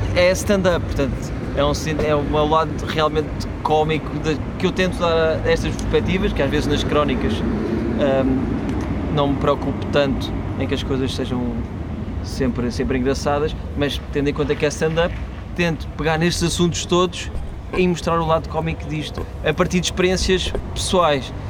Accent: Portugal; sou comediante, venho de Portugal

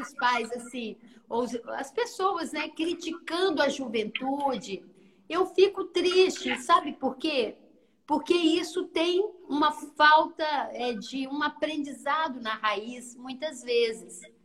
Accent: interior of Minas Gerais, Brazil; accent: mineira; moved away as an adult; now in Vitória, Brazil; eu vim da roça, do interior de Minas

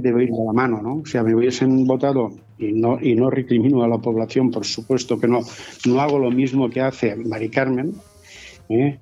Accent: Callosa d'en Sarrià, Valencian Community, Spain; Mi pueblo

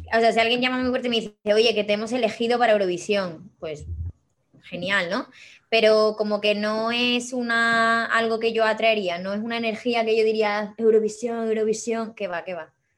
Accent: Cáceres, Extremadura, Spain; en Cáceres, en mi ciudad natal.

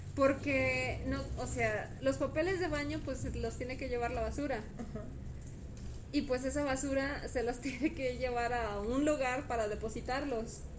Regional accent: Guadalajara, Jalisco, Mexico; Nosotros somos de Guadalajara

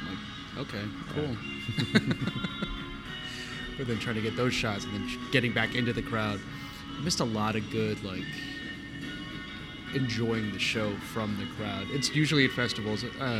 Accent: Rancho Cucamonga, California, United States; also born or lived in Washington, D.C. / Pomona; I'm from Rancho Cucamonga.

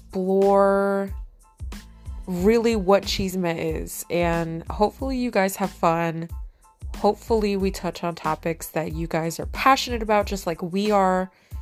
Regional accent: Chicago, Illinois, United States; also born or lived in Mexico; We're two Chicanas, like, we're from Chicago, and we talk shit. We both lived in Mexico, so we are part of both worlds

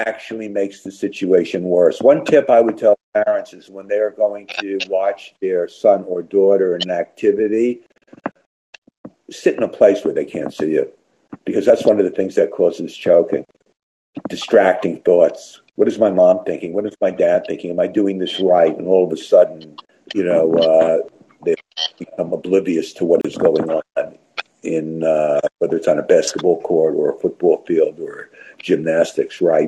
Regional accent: Westport, Connecticut, United States; my hometown of Westport, Connecticut

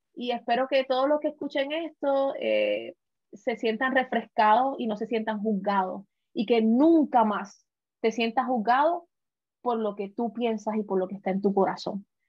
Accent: Puerto Rico; now in United States; como puertorriqueña, que pasé por muchas situaciones al principio de venir a este país, en Estados Unidos

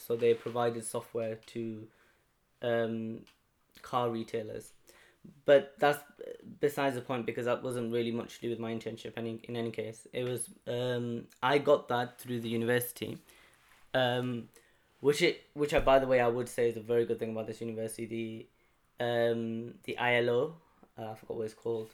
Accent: Halifax, Yorkshire and the Humber, United Kingdom; I come from Halifax in West Yorkshire

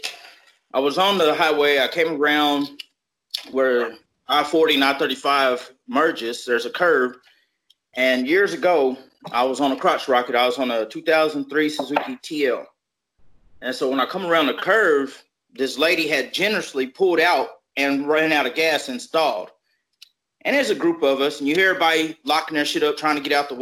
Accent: Little Rock, Arkansas, United States; I grew up in Little Rock

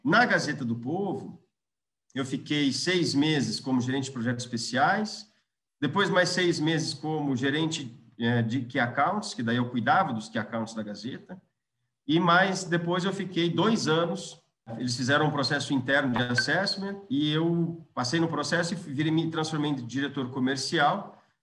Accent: Londrina, Paraná, Brazil; also born or lived in Natal; now in Curitiba, Brazil; eu sou londrinense, tenho 42 anos

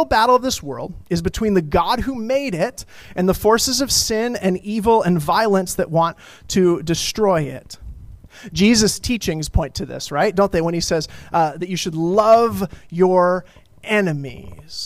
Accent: Colorado, United States; I grew up in Colorado

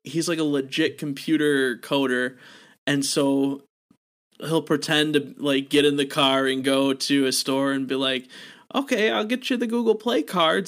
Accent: Wisconsin, United States; my home state of good old Wisconsin.

